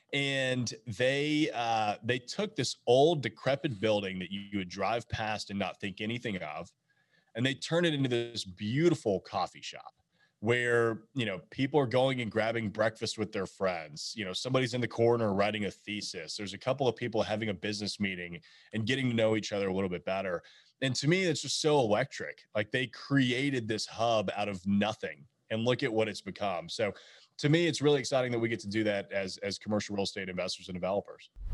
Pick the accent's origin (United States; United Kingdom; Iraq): United States; Nashville, Tennessee; coming from Nashville, growing up in Nashville